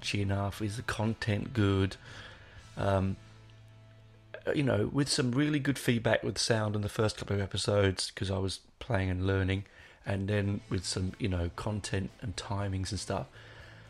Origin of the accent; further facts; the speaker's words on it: England, United Kingdom; now in Australia; just being English and living in a foreign land